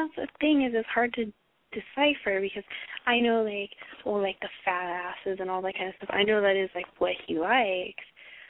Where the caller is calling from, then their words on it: Los Angeles, California, United States; I'm calling from the greater Los Angeles area.